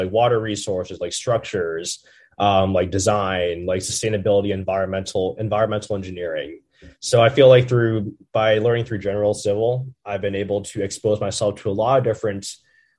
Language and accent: English; Ridgefield, Connecticut, United States; moved away as an adult; now in Los Angeles, United States; I'm a junior from Ridgefield, Connecticut